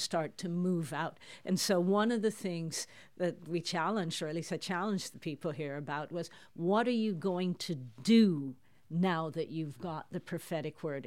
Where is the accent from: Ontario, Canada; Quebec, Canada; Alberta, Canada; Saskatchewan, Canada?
Ontario, Canada; Toronto; moved away as an adult; now in Netherlands; I grew up in Toronto in Canada. Listeners can hear that from my accent